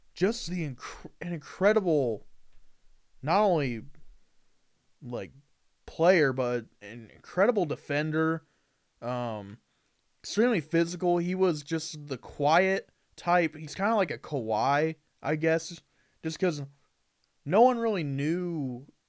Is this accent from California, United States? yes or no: no; Indiana, United States; I'm from Indiana